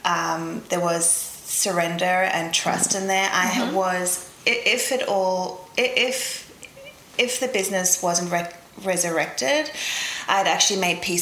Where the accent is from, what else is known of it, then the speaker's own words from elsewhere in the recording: Zambia; moved away; also born or lived in South Africa; I grew up in Africa. So born in South Africa, lived in Zambia in the middle of Africa